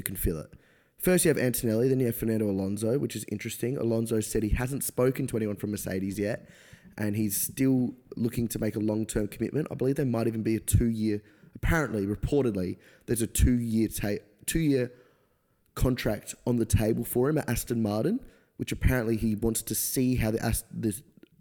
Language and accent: English; Australia; as an Australian F1 fan